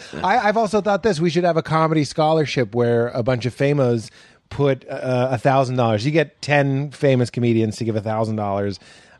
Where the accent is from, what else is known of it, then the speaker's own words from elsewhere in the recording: Chicago, Illinois, United States; now in New York, United States; credit was that I was from Chicago. And that's what I tell people. I was like, if you move to New York and you're from Portland, that's your credit.